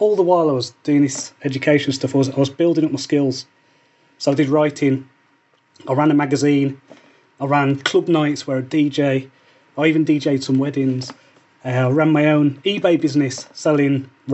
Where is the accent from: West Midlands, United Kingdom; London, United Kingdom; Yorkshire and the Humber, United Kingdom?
West Midlands, United Kingdom; Wolverhampton; moved away; I grew up in Wolverhampton on an estate called the Scotlands